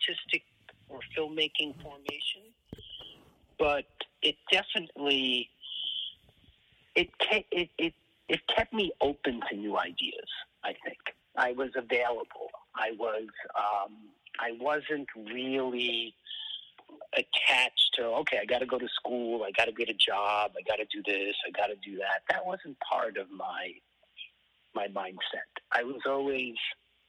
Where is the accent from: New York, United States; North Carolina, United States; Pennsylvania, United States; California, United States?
New York, United States; New York City; also born or lived in Europe / France / Boston / Hollywood; I was born in New York and I grew up most of my life in New York, but I didn't have a unique New York City youth because I was actually French educated